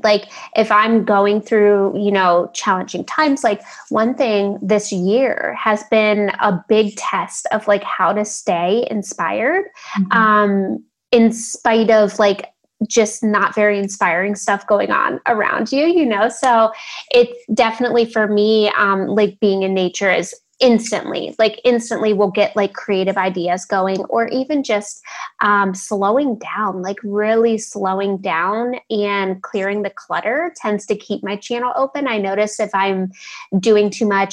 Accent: Ohio, United States; now in Portland, United States; I'm from the Midwest. So grew up in Ohio

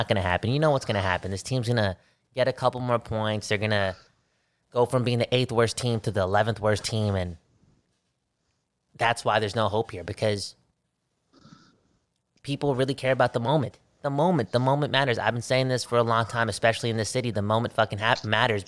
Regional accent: Vancouver, British Columbia, Canada; we're from Vancouver

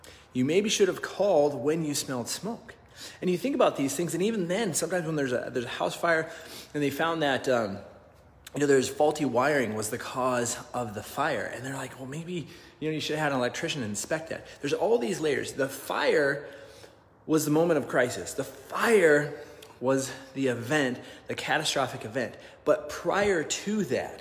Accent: Nebraska, United States; I grew up in Nebraska

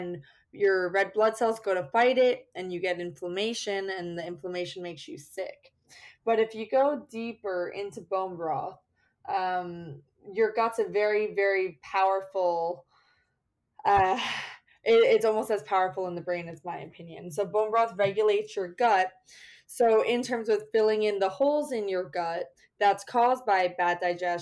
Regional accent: New Jersey, United States; moved away as an adult; also born or lived in Connecticut / Peru; now in New York City, United States; I was born in Connecticut, raised in New Jersey, and then went to school here in Manhattan at Pace University.

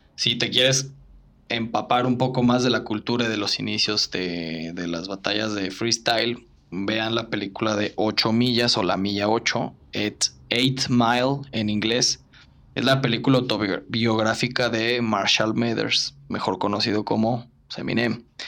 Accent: Mexico

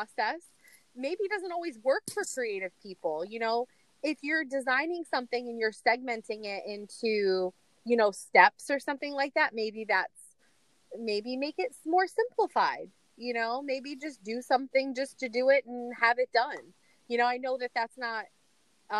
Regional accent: New York City, New York, United States; I'm still from New York City

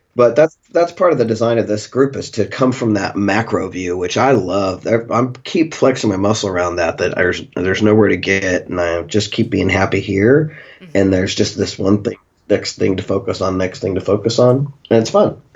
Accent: Pittsburg, Kansas, United States; moved away; my hometown, mm-hmm. you know, where people know me, and I grew up there

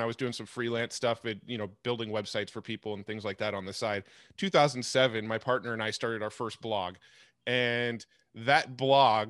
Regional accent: San Diego, California, United States; I was born and raised in San Diego, and I'm still in San Diego

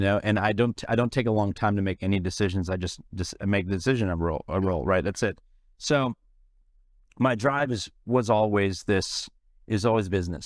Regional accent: San Francisco, California, United States; moved away as an adult; also born or lived in India; now in Los Angeles, United States; I grew up in San Francisco

